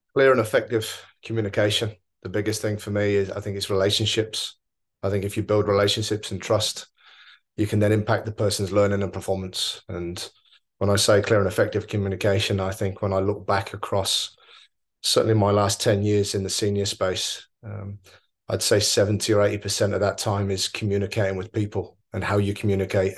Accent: Oxford, South East England, United Kingdom; moved away as an adult; also born or lived in New Zealand / Australia / India; now in Mumbai, India; I grew up in Oxford twenty-nine years

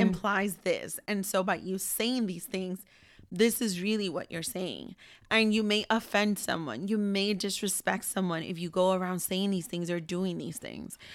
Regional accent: Ambato, Tungurahua, Ecuador; moved away; I'm from Ambato

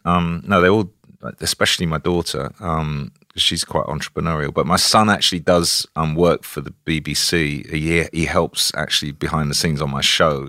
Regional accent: South East England, United Kingdom; I grew up in Kent. I was born at the same hospital as Mick Jagger.

